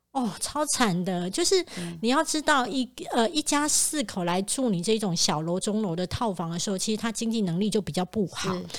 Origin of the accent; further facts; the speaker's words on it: Kaohsiung, Taiwan; moved away; 我高雄老家的老公寓